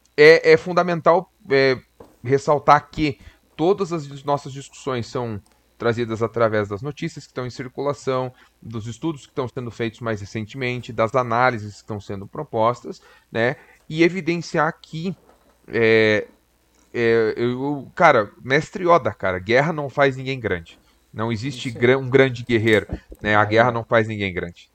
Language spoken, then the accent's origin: Portuguese; Brazil; a gente é latino, a gente é brasileiro